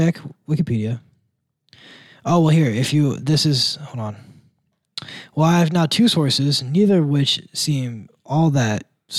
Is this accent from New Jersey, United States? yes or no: no; near South Bend, Indiana, United States; now in Angola, United States; where I'm from, like, the closest big, I'm doing air quotes, big city is South Bend.